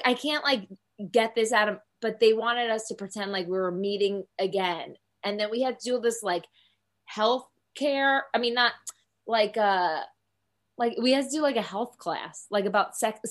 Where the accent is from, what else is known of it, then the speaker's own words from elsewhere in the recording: Secaucus, New Jersey, United States; now in Dallas, United States; I'm from Secaucus, so like right outside the city.